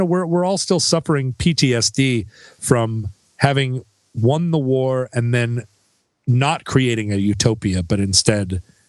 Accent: Alaska, United States; I grew up in America, but also far away from America the great state of Alaska

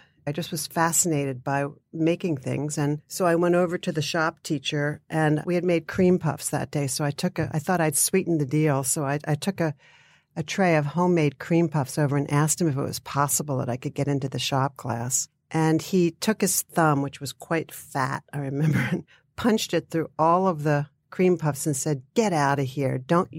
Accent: Pennsylvania, United States; I grew up outside of Philadelphia. So there were great museums.

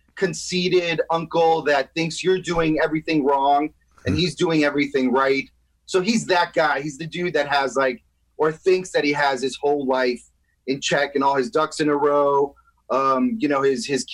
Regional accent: New York City, New York, United States; now in Los Angeles, United States; I'm from New York City, Washington Heights.

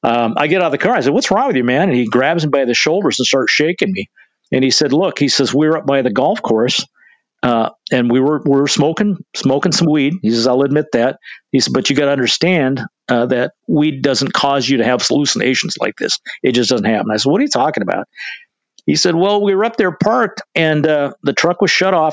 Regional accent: Libby, Montana, United States; moved away as an adult; also born or lived in Spokane, Washington / Colville, Washington / Issaquah, Washington; I was born and raised in Libby, Montana

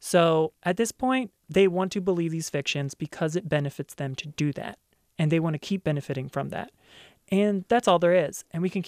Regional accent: Baltimore, Maryland, United States; I'm from Baltimore.

